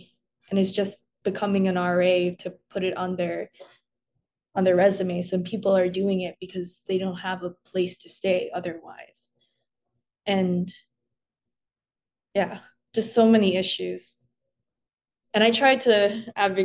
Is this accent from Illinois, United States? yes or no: yes; Chicago, Illinois, United States; I grew up in the Korean church. It was not only that, like, I'm a Korean woman, it was also that I was a queer Korean woman. And in communities with the, you know, Korean immigrant community, especially in, you know, the Chicagoland area